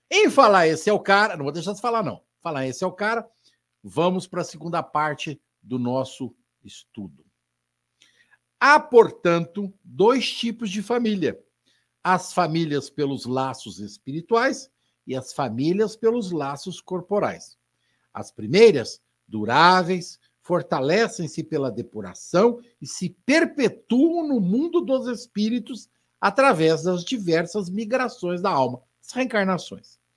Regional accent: Spain; É, ele é italiano, eu sou espanhol, coisinha à toa, a gente está ali bem pertinho, né?

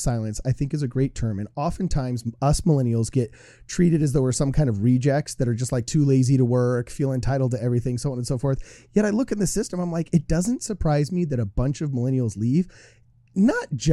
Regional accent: Utah, United States; now in California, United States; I have more friends from my graduating class in the ward I grew up in high school in Utah right now than I do in my hometown

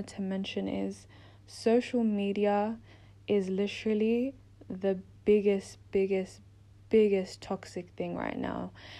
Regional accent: Melbourne, Victoria, Australia; moved away as an adult; now in London, United Kingdom; I'm in London. I'm originally from Melbourne, Australia.

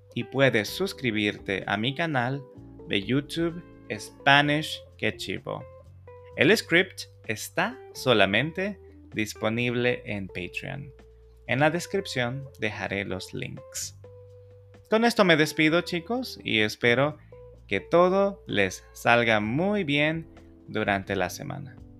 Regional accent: El Salvador; los salvadoreños somos súper trabajadores

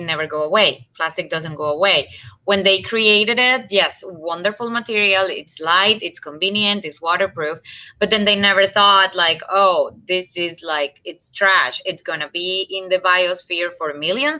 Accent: Colombia; moved away as an adult; also born or lived in Massachusetts; now in United States; I'm from Colombia

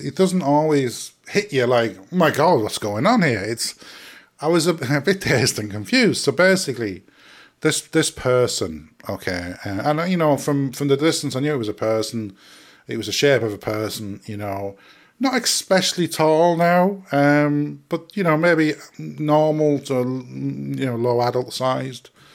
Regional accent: England, United Kingdom; I'm English

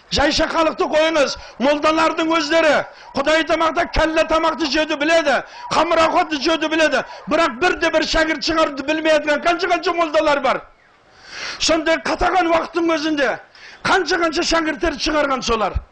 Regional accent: Saryagash, Turkistan Region, Kazakhstan; шымкенттемін шымкентте сарыағаш деген жердемін

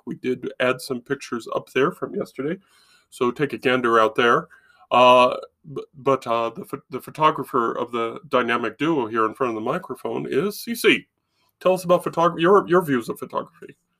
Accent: Nevada, United States; When I grew up in Nevada

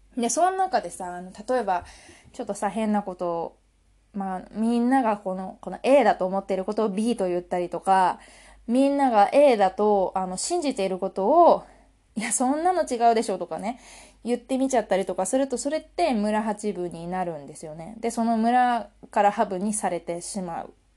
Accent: Japan; 私たち日本日本人

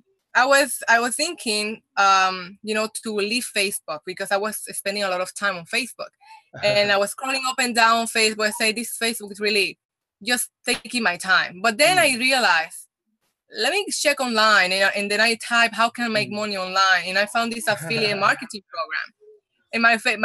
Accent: Puerto Rico; first language Spanish; English is a second language; moved away as an adult; also born or lived in Dominican Republic; now in California, United States; I'm from Dominican Republic, but I moved very early when I was when I was in Puerto Rico. I was like around 9

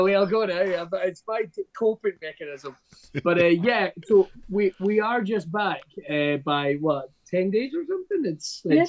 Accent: Scotland, United Kingdom; I'm Scottish

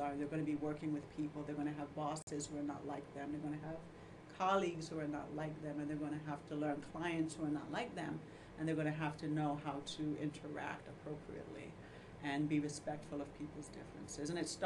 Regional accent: Jamaica; also born or lived in Louisville, Kentucky, United States; now in Iowa, United States; culturally we're Jamaican because we were raised in Jamaica

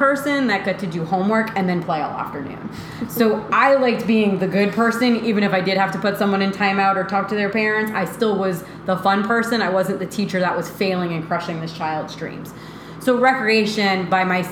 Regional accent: Rhode Island, United States; moved away as an adult; also born or lived in St. Augustine, Florida; I'm from Rhode Island

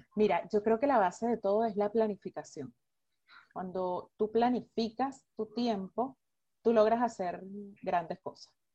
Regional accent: Venezuela; moved away; nosotros como venezolanos

